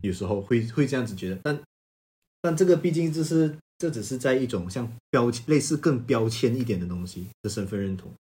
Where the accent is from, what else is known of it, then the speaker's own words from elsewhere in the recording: Malaysia; moved away as an adult; now in China; 我来自马来西亚